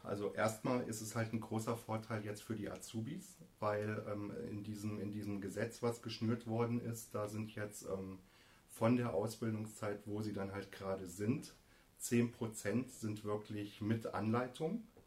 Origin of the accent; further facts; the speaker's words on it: Hesse, Germany; moved away as an adult; also born or lived in Kassel / Norderney; now in Hann. Münden, Germany; ich komme vom Meißner